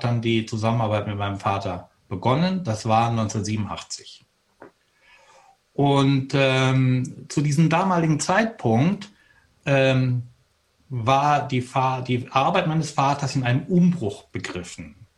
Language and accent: German; Detmold, North Rhine-Westphalia, Germany; Ich bin in Detmold geboren, 1959